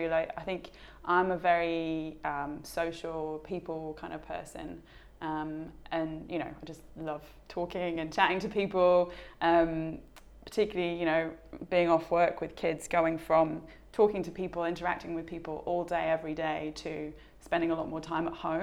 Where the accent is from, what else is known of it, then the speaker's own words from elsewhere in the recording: United Kingdom; moved away as an adult; also born or lived in London; now in Perth, Australia; we're British